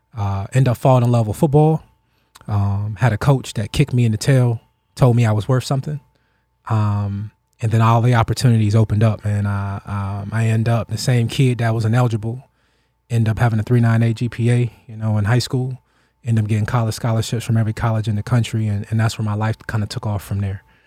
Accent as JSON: {"language": "English", "region": "Ohio", "country": "United States", "tie": "born or raised there", "said": "we grew up in Still Valley"}